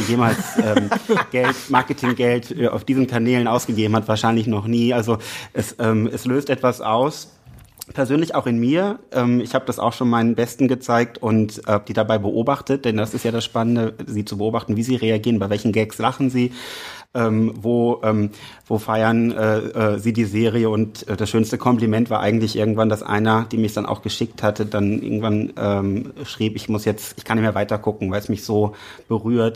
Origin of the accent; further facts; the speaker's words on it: Rhineland, Germany; also born or lived in Berlin; ich bin vom Herzen Rheinländer